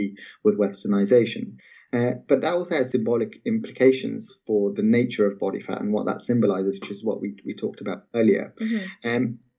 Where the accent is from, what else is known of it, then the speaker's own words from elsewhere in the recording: Malaysia; I remember growing up in Malaysia at the time